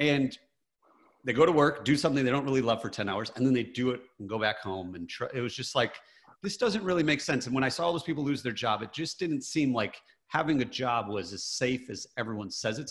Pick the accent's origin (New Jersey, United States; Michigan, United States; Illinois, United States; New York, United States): Michigan, United States; I grew up in Michigan, very blue collar